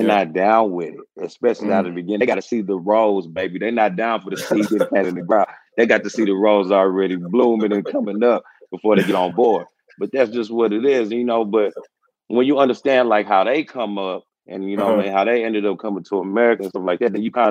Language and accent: English; Houston, Texas, United States; moved away as an adult; now in Louisville, United States; growing up in Houston, it was great, man. I came up Southwest, you know, Houston, Texas.